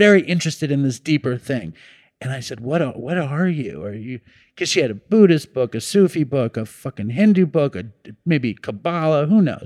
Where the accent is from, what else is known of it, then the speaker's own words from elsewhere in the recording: New York City, New York, United States; I grew up in Manhattan